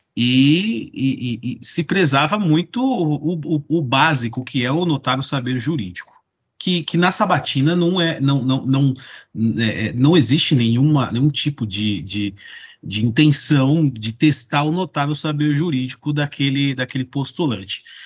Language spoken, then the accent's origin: Portuguese; Mogi das Cruzes, São Paulo, Brazil; lá em Mogi das Cruzes, da minha terra